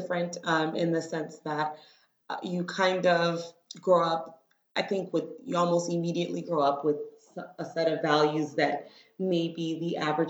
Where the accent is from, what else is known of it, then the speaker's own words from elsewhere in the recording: Miami, Florida, United States; moved away as an adult; now in Washington, D.C., United States; I live in Washington, D.C. Mm-hmm. I've been here for about 10 years now. I moved here from Miami, Florida, mm-hmm. where I was born and raised, to Haitian parents.